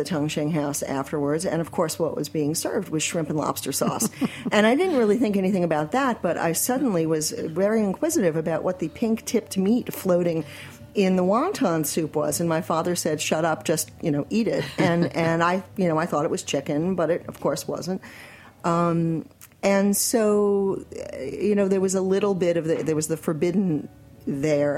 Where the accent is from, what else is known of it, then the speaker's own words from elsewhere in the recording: New York City, New York, United States; growing up in Forest Hills in the 60s and 70s